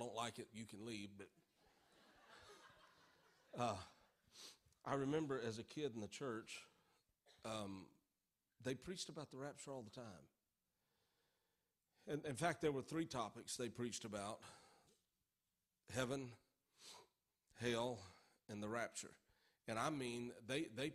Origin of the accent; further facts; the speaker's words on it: Norfork, Arkansas, United States; I grew up in Norfolk, Arkansas. And in my southern upbringing